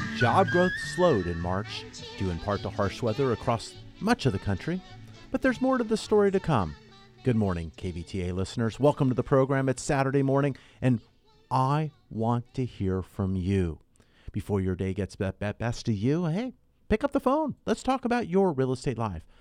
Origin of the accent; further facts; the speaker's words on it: Southern California, United States; also born or lived in Ventura County; I was born and raised here in Southern California